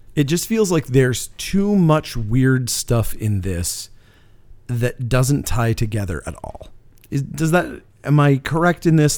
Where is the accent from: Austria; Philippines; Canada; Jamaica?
Canada; being Canadian